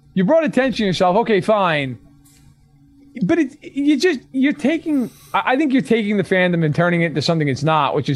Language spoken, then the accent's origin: English; New York, United States; as a New Yorker